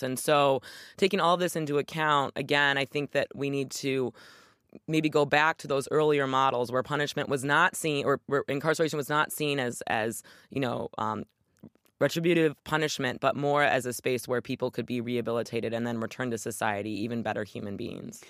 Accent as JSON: {"language": "English", "region": "Michigan", "country": "United States", "tie": "born or raised there", "said": "my home state of Michigan"}